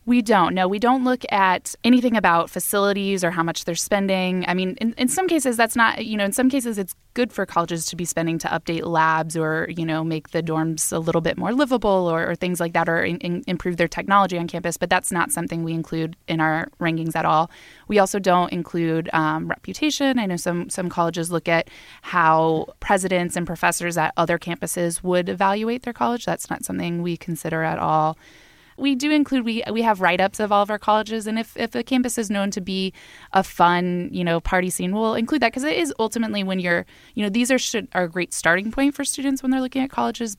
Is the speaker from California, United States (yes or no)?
no; Florida, United States; I grew up in Florida